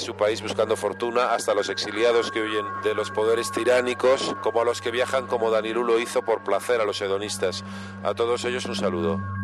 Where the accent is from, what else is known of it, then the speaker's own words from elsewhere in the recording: Basque Country, Spain; es un nombre vasco, yo soy vasco.